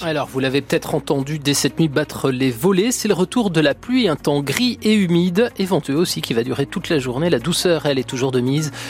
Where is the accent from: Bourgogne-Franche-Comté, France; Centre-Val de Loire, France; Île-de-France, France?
Bourgogne-Franche-Comté, France; chez nous, en Franche-Comté